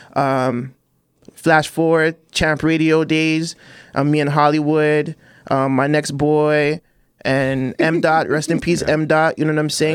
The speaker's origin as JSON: {"language": "English", "town": "Toronto", "region": "Ontario", "country": "Canada", "said": "I'm from Chester Lee."}